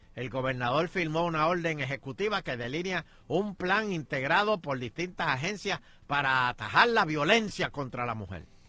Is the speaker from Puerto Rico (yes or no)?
yes; Puerto Rico; así somos los puertorriqueños